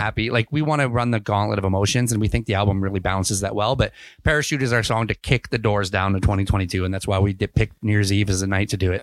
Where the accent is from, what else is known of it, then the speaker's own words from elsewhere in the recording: Ontario, Canada; moved away as an adult; also born or lived in England / Kamloops, British Columbia; now in British Columbia, Canada; I grew up in Ontario